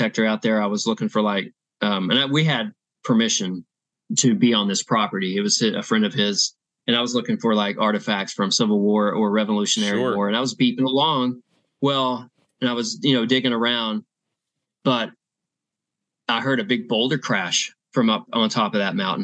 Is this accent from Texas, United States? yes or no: yes; Texas, United States; I'm from Texas.